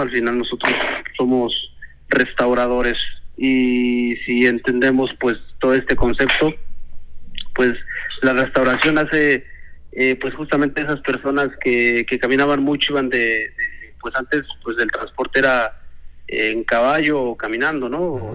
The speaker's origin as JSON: {"language": "Spanish", "region": "State of Mexico", "country": "Mexico", "tie": "born or raised there", "said": "yo nací en el Estado de México, en una comunidad, del campo lo traigo"}